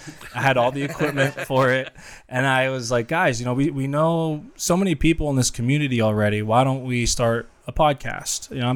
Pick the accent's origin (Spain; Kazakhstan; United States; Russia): United States; Youngstown, Ohio; I'm from Youngstown, Ohio, which is full of Italians.